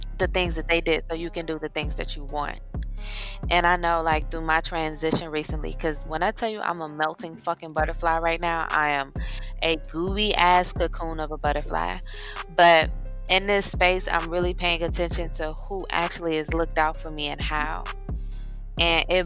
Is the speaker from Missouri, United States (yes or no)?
yes; Missouri, United States; moved away; also born or lived in Georgia; I'm from Missouri